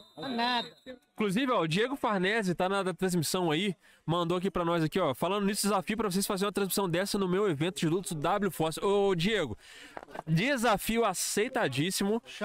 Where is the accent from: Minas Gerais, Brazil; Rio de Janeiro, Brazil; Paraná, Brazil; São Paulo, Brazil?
Minas Gerais, Brazil; Juiz de Fora